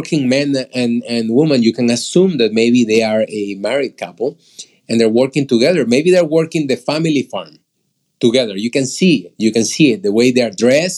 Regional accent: Peru; moved away; that's where I am from originally. I'm from Peru.

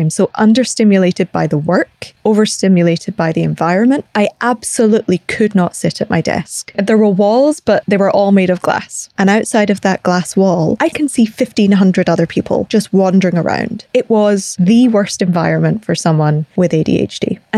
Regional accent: Scotland, United Kingdom; accent: Glaswegian; also born or lived in Northern Ireland / London, United Kingdom; I live in the UK. I grew up in Scotland. I was born in Northern Ireland. I get a lot of questions about my accent. So th- it's Glaswegian with a softening of having lived in London for a long time.

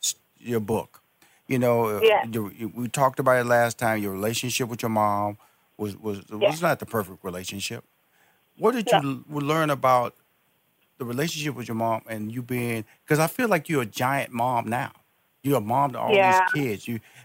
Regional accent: Chicago, Illinois, United States; like I'm from Chicago.

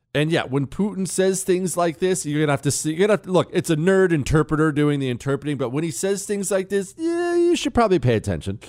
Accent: United States; I'm an American

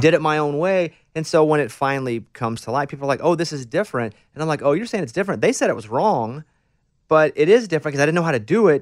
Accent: Arkansas, United States; moved away; I'm from Arkansas, a real small town in Arkansas, about eight hundred people like you, grew up in a town

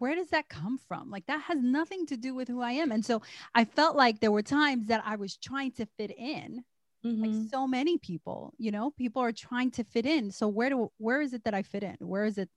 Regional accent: New York City, New York, United States; I grew up in Harlem

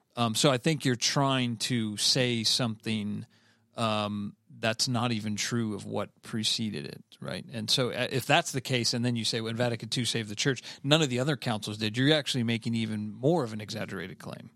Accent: Cleveland, Ohio, United States; I'm from Cleveland, Ohio

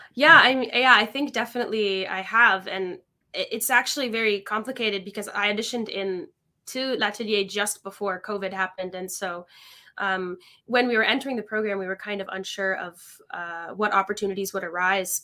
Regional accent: Niagara Falls, Ontario, Canada; moved away as an adult; also born or lived in Kitchener-Waterloo; now in Montreal, Canada; I grew up in Niagara Falls, uh, Canada. So I spent my whole childhood there

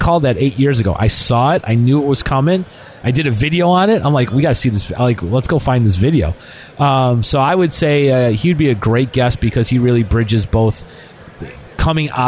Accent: Chicago, Illinois, United States; I'm born and raised in Chicago. That's home, right?

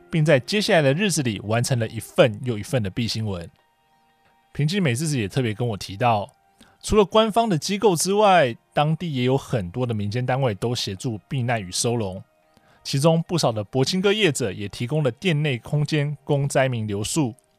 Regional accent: Taiwan; 我来自台湾

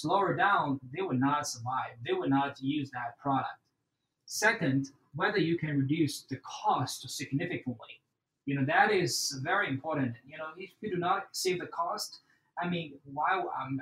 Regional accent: China; now in Houston, United States; I grew up in China. I have a very good education and family background right there

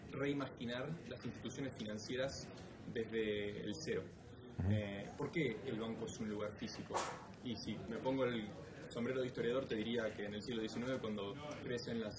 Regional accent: Buenos Aires, Argentina; moved away as an adult; also born or lived in United States; creciendo en Argentina

